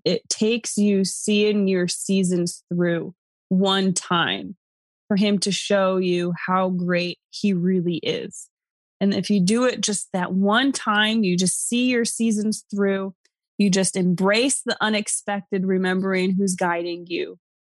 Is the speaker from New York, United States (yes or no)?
yes; New York, United States; moved away; also born or lived in Arizona; I'm from New York.